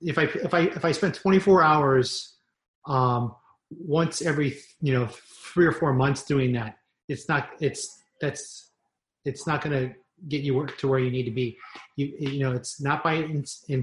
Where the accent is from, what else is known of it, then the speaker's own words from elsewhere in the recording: Las Vegas, Nevada, United States; growing up in Las Vegas